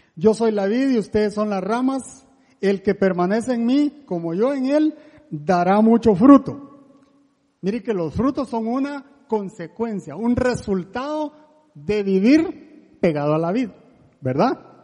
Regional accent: La Gomera, Escuintla, Guatemala; now in Costa Rica; ni soy español, yo soy de Guatemala y ahora medio tico

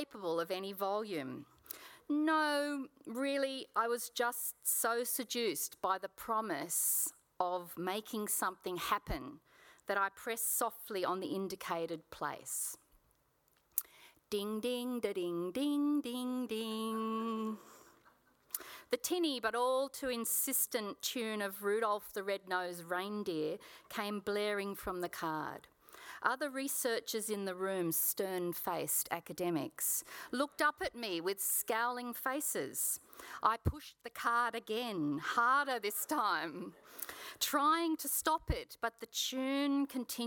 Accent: Sydney, New South Wales, Australia; I was born in Paddington Women's Hospital in Sydney, and I spent my childhood in the southern Sydney suburb of Kogarah

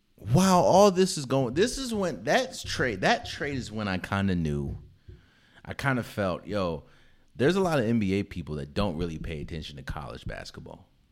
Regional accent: DC area, Maryland, United States; moved away; I'm from the Maryland, D C area

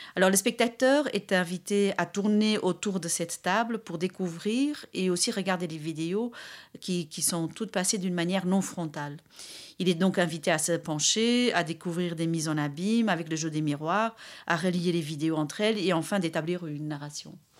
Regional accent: Brussels, Brussels-Capital Region, Belgium; je suis de Bruxelles

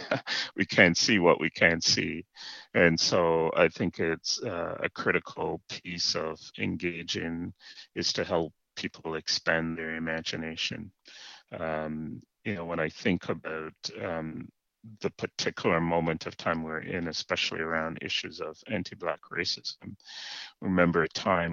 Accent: Jamaica; moved away as an adult; now in Canada; I was born in Jamaica, raised, as you mentioned, in the Anglican Church

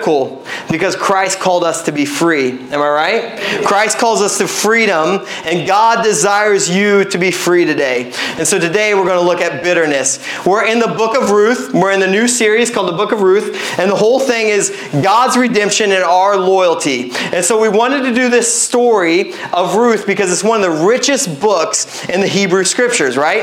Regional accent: Midwest, United States; now in Pacific Northwest, United States; I'm a Midwesterner

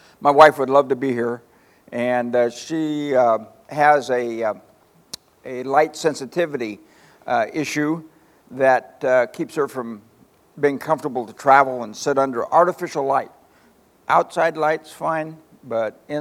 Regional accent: Palo Cedro, California, United States; I was raised in a little community called Palo Cedro

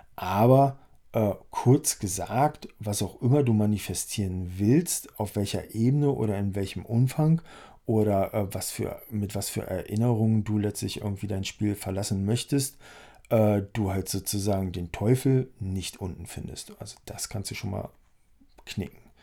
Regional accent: Harz, Germany; der kommt aus dem Harz, wo ich herkomme

